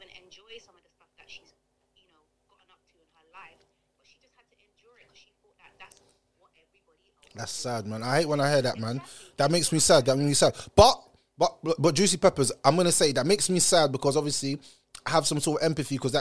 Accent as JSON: {"language": "English", "country": "Jamaica", "said": "I come from Jamaica"}